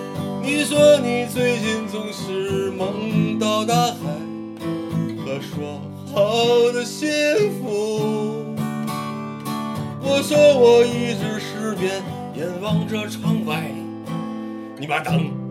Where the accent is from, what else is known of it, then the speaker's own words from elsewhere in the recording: Beijing, China; born there; 我从小我出生在北京，